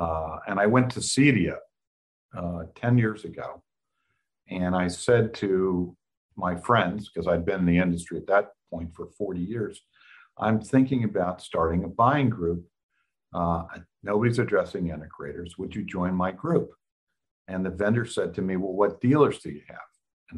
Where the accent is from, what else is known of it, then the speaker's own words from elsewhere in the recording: Kyoto, Japan; born there; I'm an army brat. I was born in Kyoto, Japan, and went to three different high schools